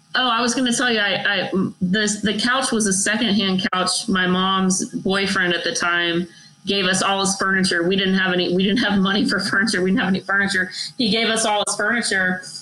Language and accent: English; Texas, United States; I'm from Texas